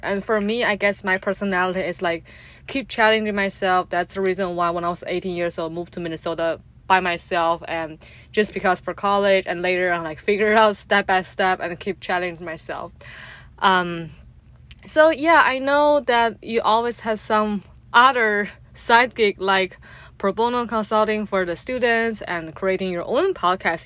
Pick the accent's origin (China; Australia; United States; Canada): China; growing up in China as a in a traditional family home